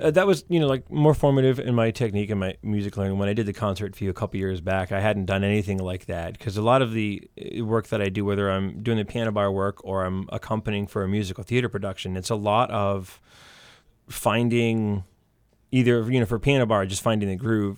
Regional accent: Maine, United States; now in Derry, United States; growing up in Maine

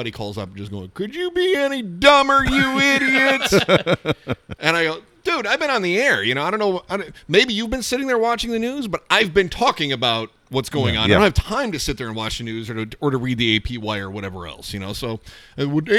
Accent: Scottville, Michigan, United States; West Shore Community College in my hometown of Scottville

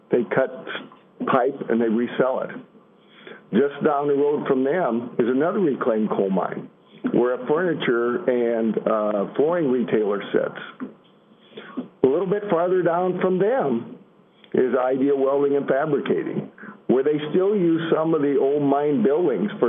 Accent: Illinois, United States; I'm from Illinois

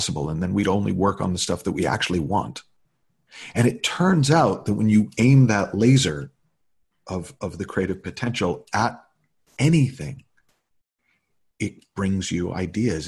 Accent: New England, United States; now in Los Angeles, United States; I'm living in LA, have been since, but I, as a kid, I grew up in New England.

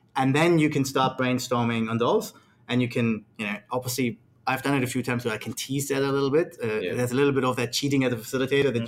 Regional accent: Australia; I'm from Australia, so I spend a lot of time with Australian clients

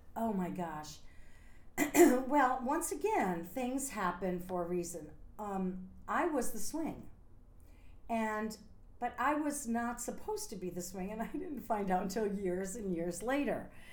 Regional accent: a small town outside of Scranton, Pennsylvania, United States; moved away as an adult; also born or lived in New York; I'm from a small town outside of Scranton, Pennsylvania

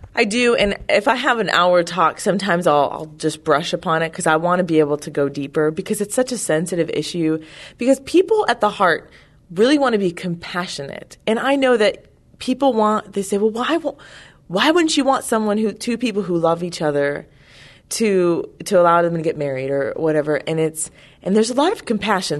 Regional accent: California, United States; I'm from California

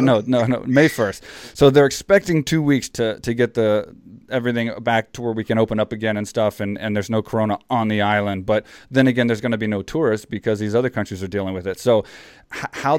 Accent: Houston, Texas, United States; my hometown in Houston, where I'm from

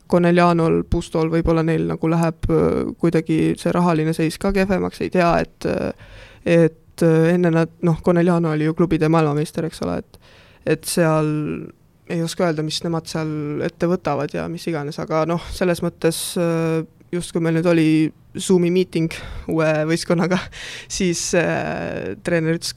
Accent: Kohila, Rapla County, Estonia; ma olen Kohilast pärit, aga ma ei ela Kohilas

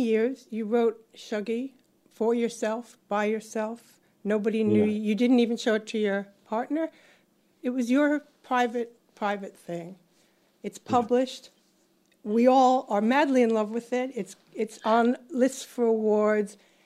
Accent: New York, United States; moved away as an adult; also born or lived in Britain; now in United Kingdom; I was born in New York

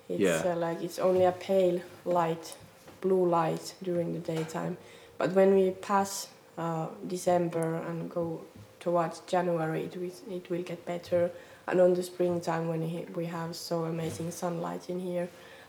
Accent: Ivalo, Lapland, Finland; I was born in Ivalo, which is 45 kilometers from here.

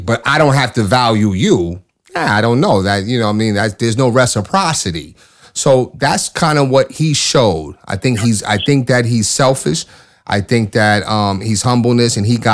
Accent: New York, United States; I'm a New Yorker

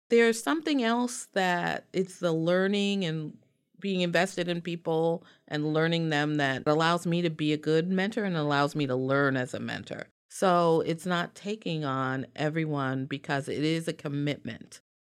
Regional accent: New York City, New York, United States; I am African-American from the South Bronx. and actually born at Weill

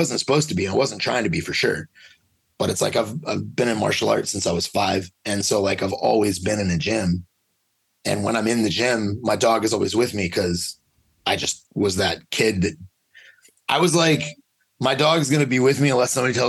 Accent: Louisiana, United States; I grew up in Louisiana, and it was just, dogfighting was just part of the life

